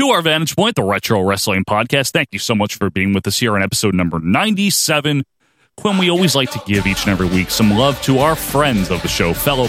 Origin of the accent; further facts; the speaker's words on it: United States; I'm an American.